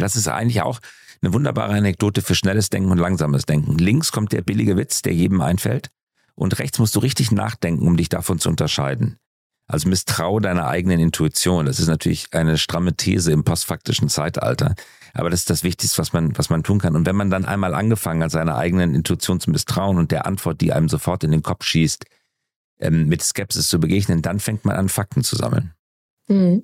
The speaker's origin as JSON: {"language": "German", "country": "Germany", "said": "wir als Deutsche"}